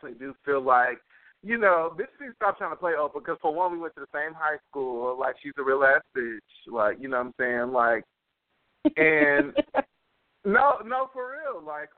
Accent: United States; as an American

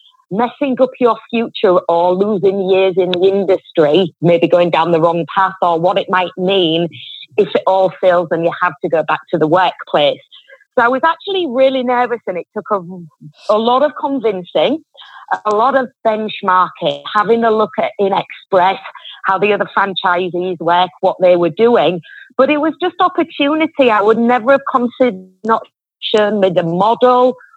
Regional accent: Yorkshire and the Humber, United Kingdom; moved away as an adult; now in Australia; you can probably tell from the accent, I'm from England and I'm from Yorkshire, quite northern England. Hence, it's quite a bit stronger than the average Queen's English

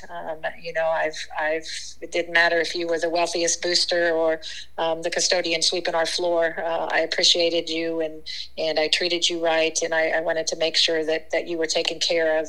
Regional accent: western Kansas, United States; moved away; got to play for my first uh, middle school team uh, in my little tiny town in western Kansas.

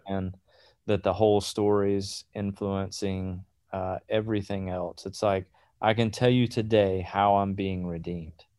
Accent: South Georgia, United States; moved away; also born or lived in Atlanta, Georgia; I grew up in South Georgia. We moved to Atlanta.

